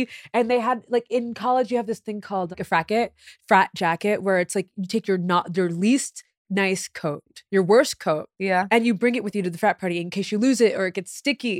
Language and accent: English; Massachusetts, United States; I grew up in Massachusetts. Yeah.